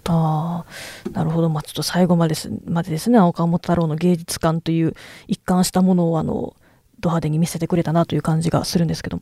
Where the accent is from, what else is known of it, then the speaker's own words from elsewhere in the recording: Kyoto, Japan; 私はちょっと京都が地元なんで